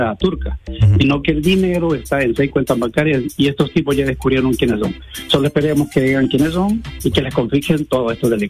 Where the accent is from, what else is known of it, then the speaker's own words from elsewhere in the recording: Honduras; yo como hondureño